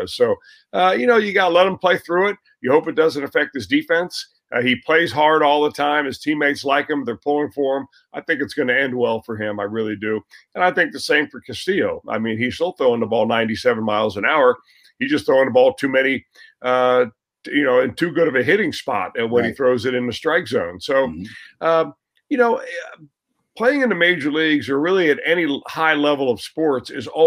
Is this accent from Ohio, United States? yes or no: yes; Cincinnati, Ohio, United States; I was raised in Cincinnati